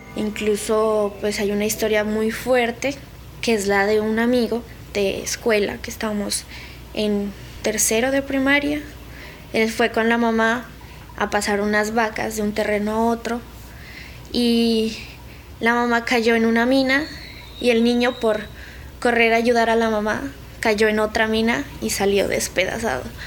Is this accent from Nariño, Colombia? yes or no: yes; Samaniego, Nariño, Colombia; soy del municipio de Samaniego, Nariño de la capital, que sería pues el centro, eh, que es Pasto, está a unas tres horas. Y la vereda donde yo, digamos, crecí y vivo